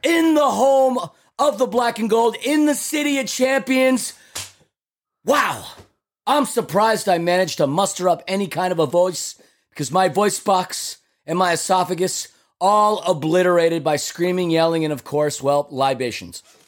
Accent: New York City, New York, United States; I'm from Queens, New York

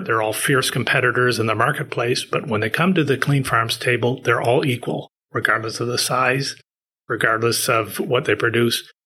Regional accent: Prince Edward Island, Canada; moved away as an adult; also born or lived in Vancouver, British Columbia / Halifax, Nova Scotia; now in Toronto, Canada; I was born in Vancouver, moved to the East Coast, Prince Edward Island, where I partly grew up. And then uh, when I went to university, I went to Halifax and I stayed there for 22 years

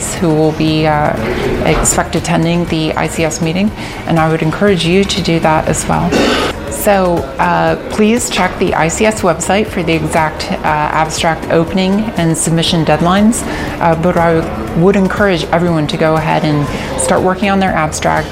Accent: United States; I am a urologist from the United States

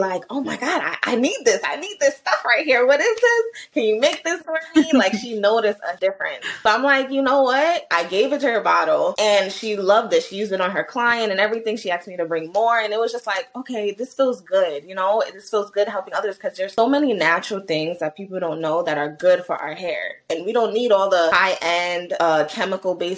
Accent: New York City, New York, United States; Born and raised in New York City, 23 years old.

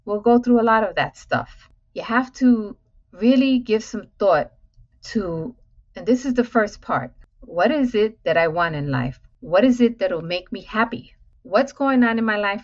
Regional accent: New York City, New York, United States; I'm born and raised in Manhattan, in New York City, in public housing, affectionately known as the Projects

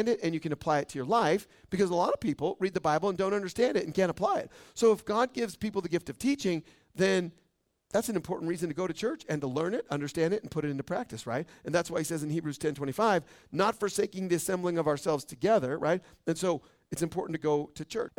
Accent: Boise, Idaho, United States; now in Caldwell, United States; I was born in Boise

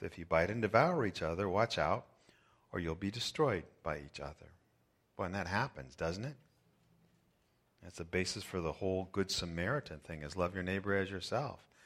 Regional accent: United States; born in America

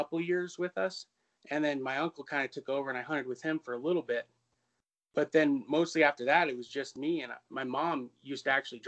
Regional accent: Colorado, United States; also born or lived in Denver, Colorado; I grew up in Colorado, in Denver until I was 12. Then we moved up in the mountains

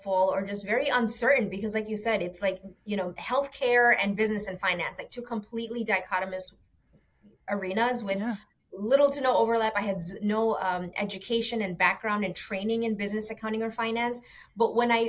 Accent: New York City, New York, United States; moved away as an adult; also born or lived in Bangladesh; now in Florida, United States; growing up in New York City in that classic immigrant story

